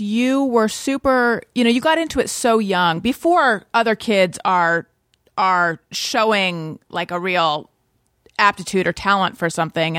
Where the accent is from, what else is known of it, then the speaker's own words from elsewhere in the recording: Orange County, California, United States; moved away as an adult; also born or lived in New York; born in Northern California, grew up in Orange County, California.